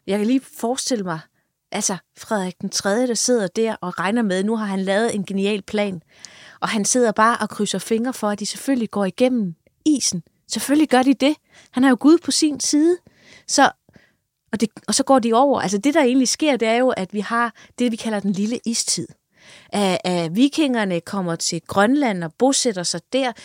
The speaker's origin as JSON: {"language": "Danish", "town": "Odense", "region": "Southern Denmark", "country": "Denmark", "said": "jeg kommer jo fra Odense"}